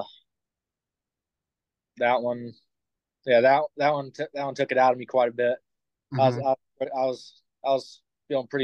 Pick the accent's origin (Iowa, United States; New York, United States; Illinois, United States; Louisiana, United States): Iowa, United States; Keokuk; my hometown's Keokuk, Iowa